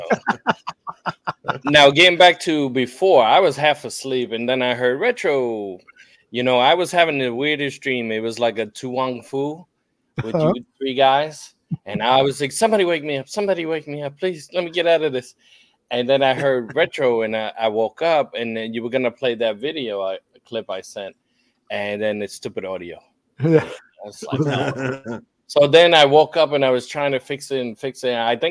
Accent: Jersey City, New Jersey, United States; now in Lewes, United States; originally Jersey City, New Jersey, where Jim McMahon is from

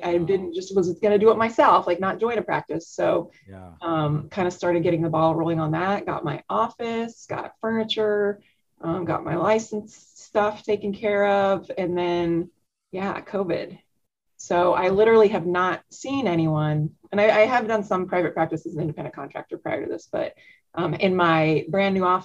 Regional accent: Omaha, Nebraska, United States; growing up in Omaha

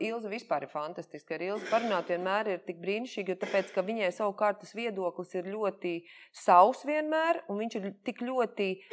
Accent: Jelgava, Zemgale, Latvia; es esmu no Jālgavas, es Jālgavā dzimusi

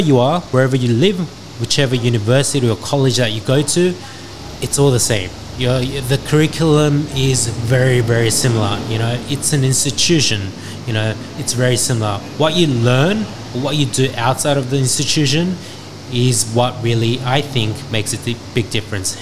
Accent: Australia; I grew up in Australia

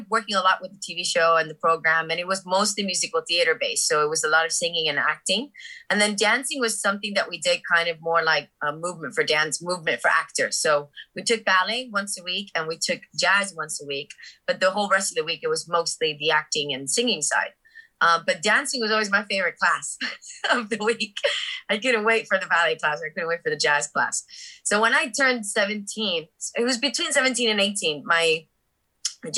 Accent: Miami, Florida, United States; moved away; I grew up in Miami. My whole family's Cuban. I was the first one born in the USA

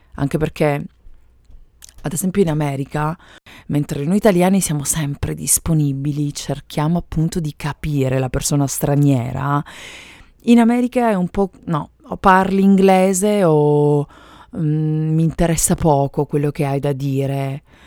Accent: Italy; first language Italian; moved away as an adult; now in United States; sono madrelingua italiana

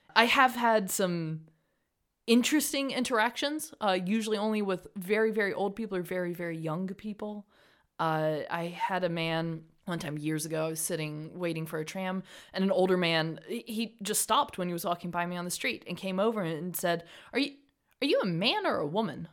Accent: Rock Hill, South Carolina, United States; moved away as an adult; now in Freiburg, Germany; I'm from Rock Hill, South Carolina originally. I now live in Freiburg, Germany, where I moved here in two thousand sixteen.

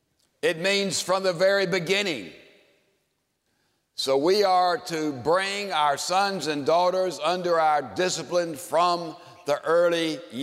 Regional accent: Houston, Texas, United States; I'm from Houston, Texas.

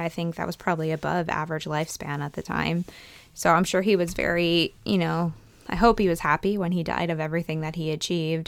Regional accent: east central Pennsylvania, United States; I grew up in between those two places. So I always say kind of like east central

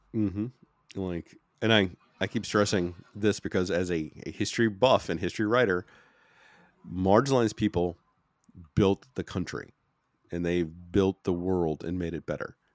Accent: United States; I'm American

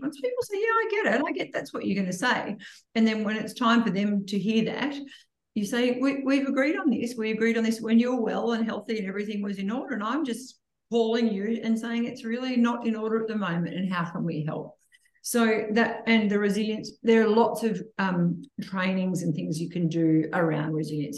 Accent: Gunnedah, New South Wales, Australia; when I grew up in Gunnedah, my mum and dad had Dr. Harris and Dr. Adams

